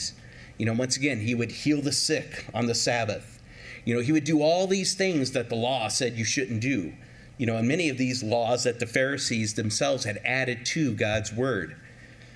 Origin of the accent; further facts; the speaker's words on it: California, United States; growing up in California